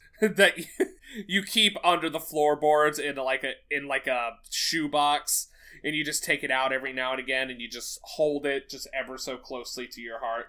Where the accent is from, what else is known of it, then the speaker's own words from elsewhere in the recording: the South, United States; accent: slight southern twang; my southern accent, or my slight southern twang